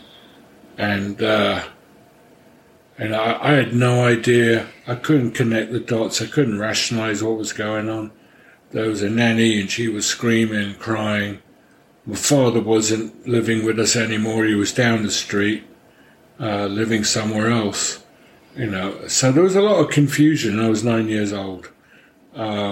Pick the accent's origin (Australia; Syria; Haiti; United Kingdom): United Kingdom; London; moved away; I grew up in London, although my mother was from Paris, and my father was a Hungarian refugee.